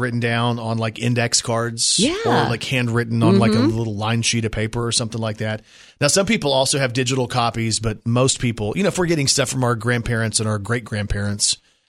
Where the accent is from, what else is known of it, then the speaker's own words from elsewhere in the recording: Texas, United States; now in Arkansas, United States; I'm from Texas.